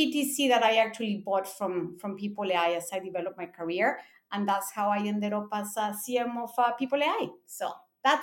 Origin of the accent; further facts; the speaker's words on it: Mexico; moved away as an adult; also born or lived in Japan; I'm born in Mexico. I grew up in Mexico in a Japanese school. Then I moved to college, to Japan for college.